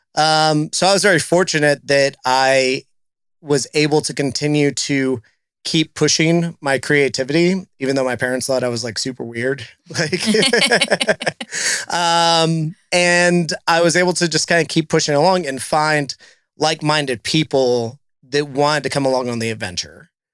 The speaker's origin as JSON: {"language": "English", "region": "South Texas", "country": "United States", "tie": "born or raised there", "moved": "yes", "lives_now": "Cincinnati, United States", "said": "places that I grew up going to, uh, being in South Texas"}